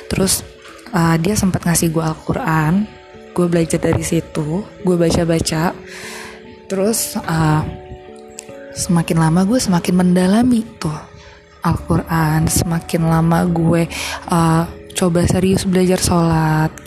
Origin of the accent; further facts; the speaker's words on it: Jakarta, Indonesia; moved away as an adult; now in Bali, Indonesia; FYI gue tuh emang lahir besar di Jakarta tapi gara-gara gue kuliah di Bali gue dapat PTN di Bali jadi gue move ke Bali